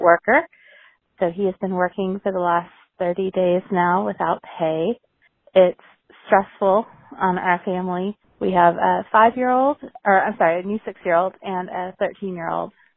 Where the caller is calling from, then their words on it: Central Pennsylvania, United States; I'm calling from Central Pennsylvania